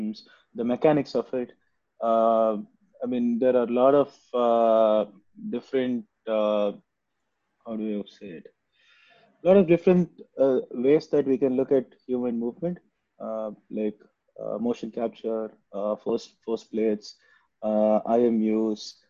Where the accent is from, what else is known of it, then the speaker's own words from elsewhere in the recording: Chennai, Tamil Nadu, India; also born or lived in Tiruchirappalli; I'm basically from Chennai. I did all of my schooling in Chennai